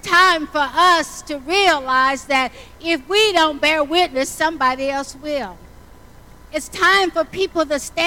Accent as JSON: {"language": "English", "region": "the South", "country": "United States", "tie": "born or raised there", "said": "I grew up in the South"}